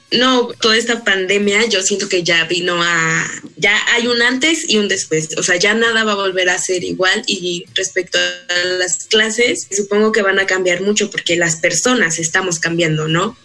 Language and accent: Spanish; Colombia; moved away as an adult; now in Mexico; vengo de Colombia y vine a hacer mi séptimo semestre acá en la ENS